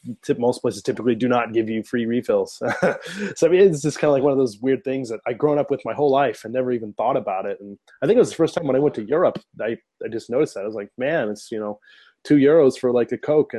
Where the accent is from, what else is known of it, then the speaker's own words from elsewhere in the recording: American Midwest, United States; moved away as an adult; now in Japan; being somebody coming from America, like Midwest, kind of middle of nowhere